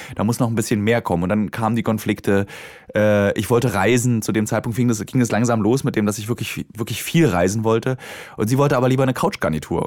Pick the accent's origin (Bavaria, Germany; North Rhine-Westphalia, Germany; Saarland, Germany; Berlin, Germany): Berlin, Germany; also born or lived in Hamburg; als Berliner hat man ja ein soziales Umfeld in Berlin